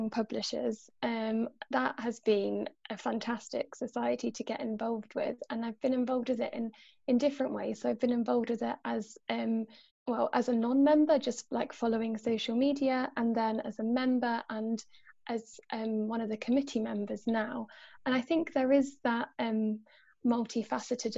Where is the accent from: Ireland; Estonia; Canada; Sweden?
Ireland; also born or lived in Poland; now in Oxford, United Kingdom; I feel like I'm part of the Polish society because I'm half Polish, or the Irish society because I'm Irish